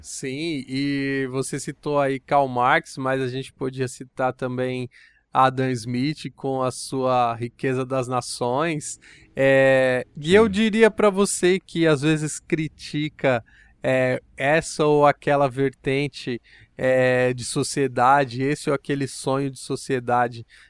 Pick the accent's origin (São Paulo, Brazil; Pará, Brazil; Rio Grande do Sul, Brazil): São Paulo, Brazil; no bairro onde eu cresci, no Parque Santa Madalena